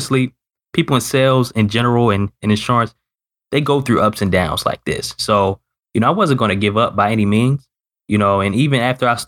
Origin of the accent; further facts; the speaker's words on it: Baltimore, Maryland, United States; living in Northern Maryland, was born and raised in Baltimore